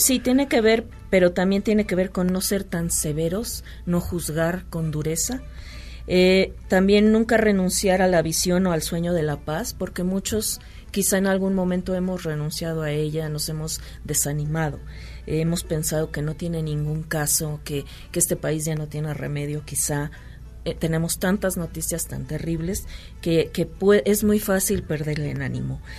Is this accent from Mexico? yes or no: yes; Mexico; como mexicanos no debemos tomar atajos